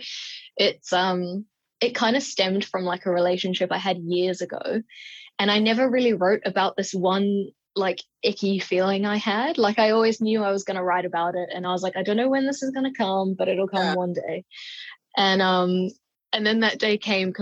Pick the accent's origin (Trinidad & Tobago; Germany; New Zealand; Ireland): New Zealand; I'm from New Zealand